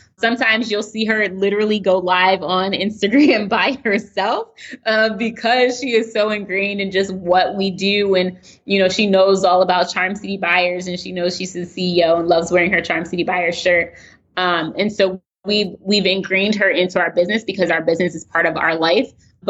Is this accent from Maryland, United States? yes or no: yes; Baltimore, Maryland, United States; So we moved closer to family, close originally from Baltimore, from Pennsylvania.